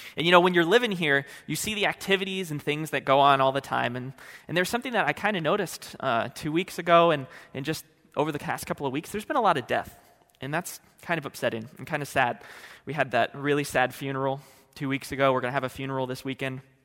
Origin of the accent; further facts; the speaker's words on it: California, United States; moved away as an adult; now in Oregon, United States; I hail from California.